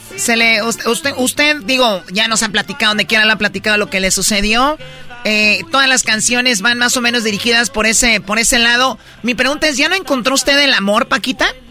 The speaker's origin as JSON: {"language": "Spanish", "region": "Michoacán", "country": "Mexico", "said": "yo soy de Michoacán"}